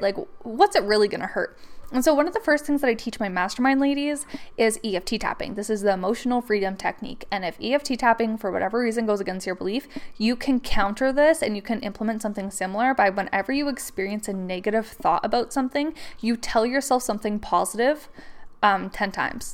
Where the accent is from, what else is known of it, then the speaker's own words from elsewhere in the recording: Canada; I'm from Canada